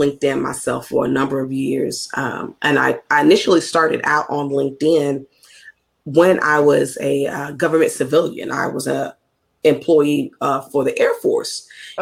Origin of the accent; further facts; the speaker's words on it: Mississippi, United States; accent: Southern; I'm Southern. I'm from Mississippi.